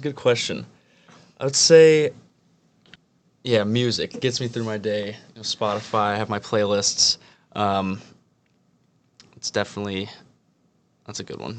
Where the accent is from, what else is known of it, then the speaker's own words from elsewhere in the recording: Midwest, United States; You know, I'm from the Midwest, and obviously I'll be spending time in New York next summer